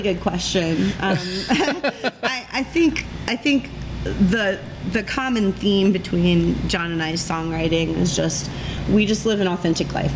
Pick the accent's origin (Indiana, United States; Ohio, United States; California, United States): Indiana, United States; Carroll County; I was born and raised in farm country, 50 miles north of uh, Indianapolis in Carroll County